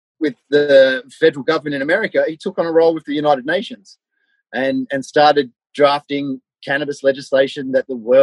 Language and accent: English; Melbourne, Victoria, Australia; I grew up in Melbourne. I grew up in the suburbs of Melbourne, you know, out sort of like Cheltenham, Chelsea, Frankston, out around that way